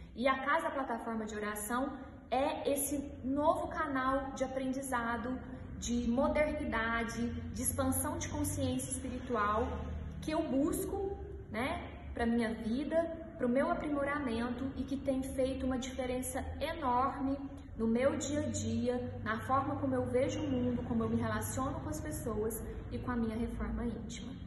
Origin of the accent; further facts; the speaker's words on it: Uberaba, Minas Gerais, Brazil; eu sou de Uberaba